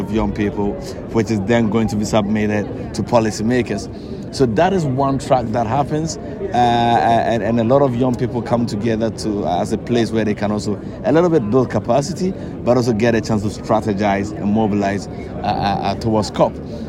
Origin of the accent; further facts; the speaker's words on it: Ghana; I'm from Ghana.